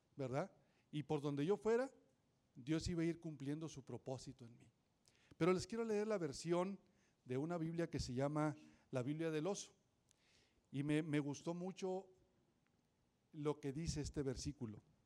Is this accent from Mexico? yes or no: yes; Nuevo León, Mexico; also born or lived in Montemorelos / Linares / San Nicolás de los Garza; yo nací acá en Montemorelos, después me fui a, ver, a, vivir a Linares, allá a la tierra de mi paisano Saúl. Y después me vine acá a San Nicolás y ahí estuve